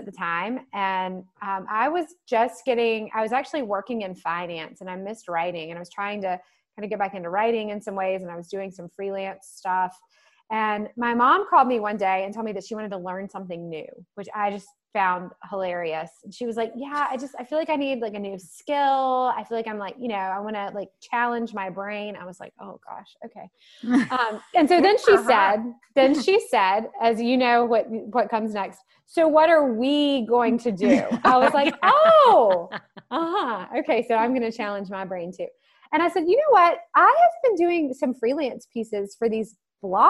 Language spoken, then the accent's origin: English; the South, United States; growing up in the South